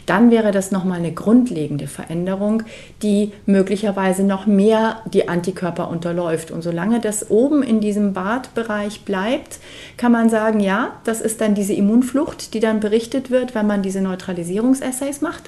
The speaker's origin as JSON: {"language": "German", "town": "Munich", "region": "Bavaria", "country": "Germany", "tie": "born or raised there", "said": "in München gesammelt haben in meiner Heimatstadt"}